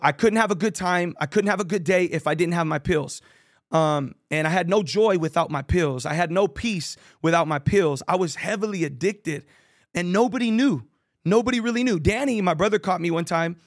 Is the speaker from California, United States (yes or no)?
yes; San Jose, California, United States; I grew up in Victory Outreach San Jose, San Jose, California